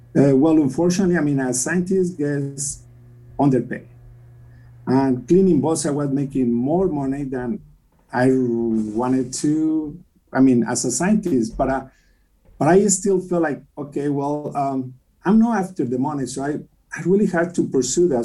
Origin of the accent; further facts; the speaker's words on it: Mexico City, Mexico; English is a second language; moved away as an adult; also born or lived in Ensenada, Baja California, Mexico; now in United States; I grew up in Mexico City, but I went to Ensenada